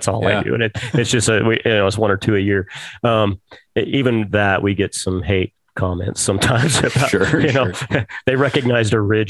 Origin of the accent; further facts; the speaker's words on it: Clinton, Utah, United States; Yeah. Clinton, Utah.